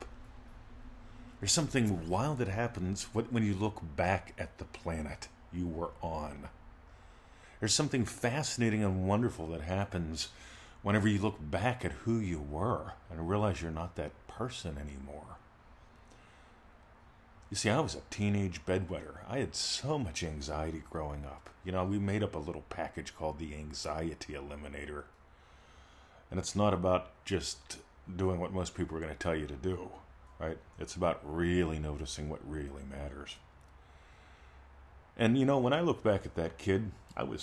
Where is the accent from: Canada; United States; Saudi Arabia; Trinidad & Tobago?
United States; now in Australia; I love that I got to grow up in America